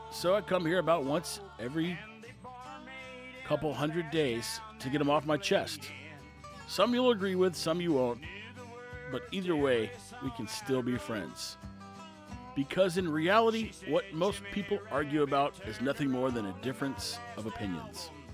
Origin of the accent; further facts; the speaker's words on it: Texas, United States; We're Texan